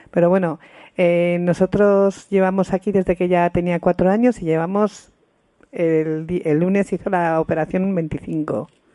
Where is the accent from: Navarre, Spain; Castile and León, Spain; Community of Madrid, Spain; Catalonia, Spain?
Navarre, Spain; Pamplona; somos de Pamplona